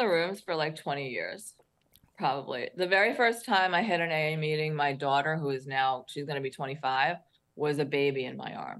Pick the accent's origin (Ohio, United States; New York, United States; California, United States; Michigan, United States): New York, United States; Queens; also born or lived in New Jersey / St. Croix; So New York, I was born in Queens, New York, New Jersey, focused around North Jersey.